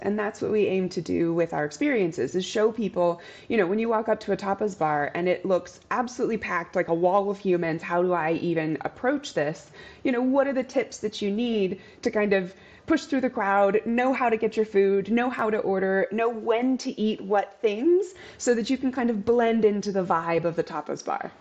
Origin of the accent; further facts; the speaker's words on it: Arizona, United States; moved away as an adult; now in Madrid, Spain; am also originally from Arizona in the United States